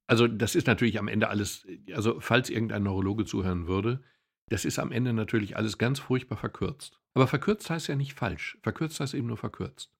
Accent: Ruhr area, North Rhine-Westphalia, Germany; Ich komme aus dem Ruhrgebiet

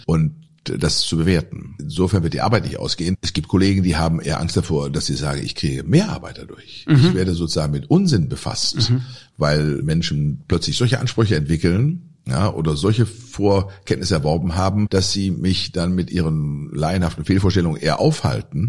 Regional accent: Germany; bei uns in Deutschland

